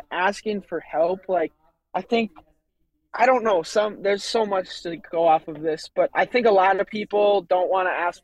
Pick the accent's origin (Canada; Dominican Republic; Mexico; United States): United States; Waterville, Minnesota; I grew up on Lake Tatonka, which is in Waterville, which is like a, 20-30 minute drive from Mankato east towards Faribault